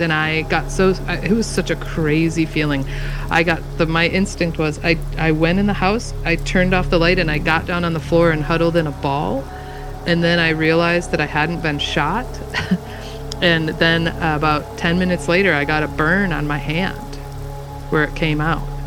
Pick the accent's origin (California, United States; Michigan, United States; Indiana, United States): Michigan, United States; moved away as an adult; now in Washington, United States; I grew up in Michigan, which is thunderstorms, you know, galore